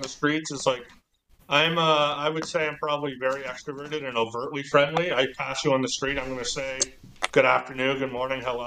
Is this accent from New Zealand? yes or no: no; Halifax, Nova Scotia, Canada; moved away as an adult; now in Sweden; where I grew up in Halifax